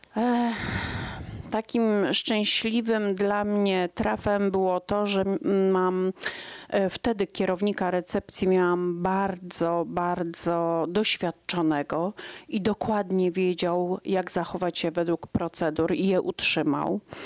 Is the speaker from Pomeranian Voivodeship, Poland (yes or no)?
no; Iława, Warmian-Masurian Voivodeship, Poland; moved away as an adult; now in Jastrzębia Góra, Poland; ja pochodziłam z bloku, z 38 metrów, z Iławy mojej ukochanej